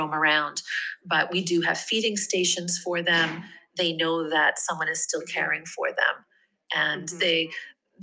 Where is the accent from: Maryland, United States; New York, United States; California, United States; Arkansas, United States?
New York, United States; moved away as an adult; now in Rome, Italy; I'm originally from New York, uh-huh. and I've made my home here